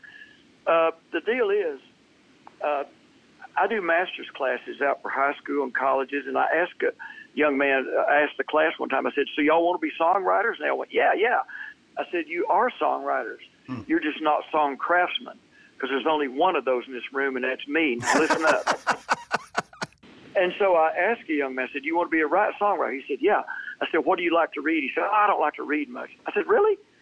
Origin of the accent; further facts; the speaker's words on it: Texas, United States; now in Nashville, United States; I'm a Texan